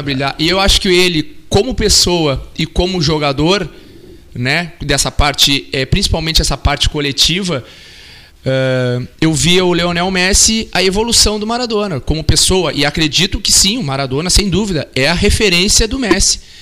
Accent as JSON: {"language": "Portuguese", "country": "Brazil", "said": "nós brasileiros"}